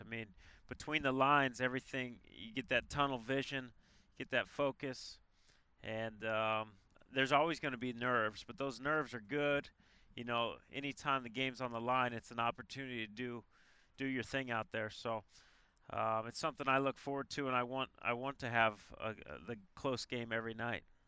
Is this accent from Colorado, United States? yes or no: yes; Colorado, United States; moved away as an adult; also born or lived in Arizona; played three sports in in high school in Colorado.